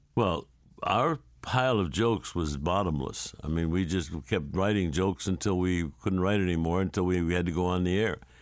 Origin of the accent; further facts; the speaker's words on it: St. Louis, Missouri, United States; I grew up in Saint Louis